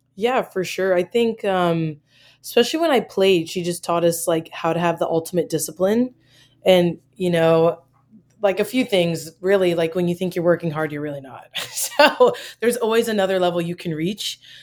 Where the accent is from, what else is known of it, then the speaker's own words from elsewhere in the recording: Maryland, United States; moved away as an adult; also born or lived in Michigan; I'm from Maryland